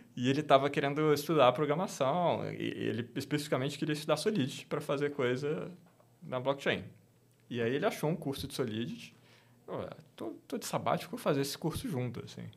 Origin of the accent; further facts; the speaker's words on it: Brasília, Federal District, Brazil; sou natural de Brasília, cresci lá no meio do serviço público